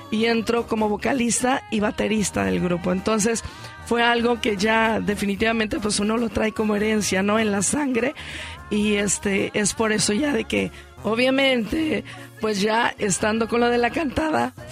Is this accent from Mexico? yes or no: yes; Unión de Tula, Jalisco, Mexico; Hace un mes lo hicimos en Unión de Tula, Jalisco, que es mi pueblo